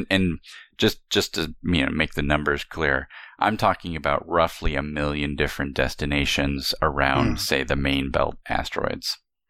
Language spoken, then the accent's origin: English; California, United States; I particularly see growing up in the Southwest of the United States, in Southern California